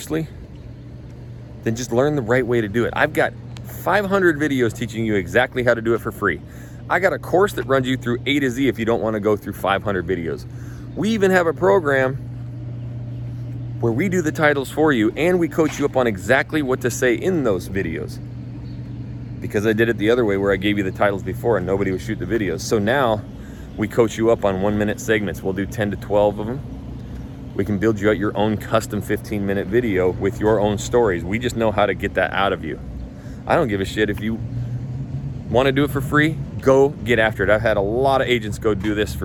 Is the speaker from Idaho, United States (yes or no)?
yes; North Idaho, United States; moved away as an adult; now in Houston, United States; I've been born and raised in North Idaho